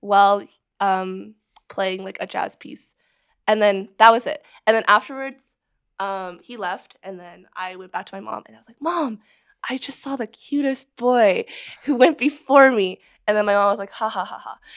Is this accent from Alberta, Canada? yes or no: no; Barrie, Ontario, Canada; also born or lived in Scarborough, Toronto; I lived in Scarborough until I was, like, two, and then we moved to Barrie, Ontario, because we could actually afford to buy a house there